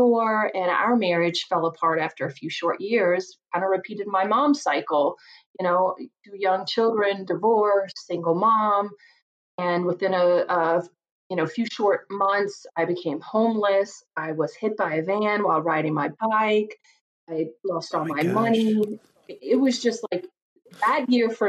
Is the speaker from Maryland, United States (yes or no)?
no; Virginia, United States; now in Chicago, United States; I grew up just a poor country girl from Virginia. You can probably tell from my accent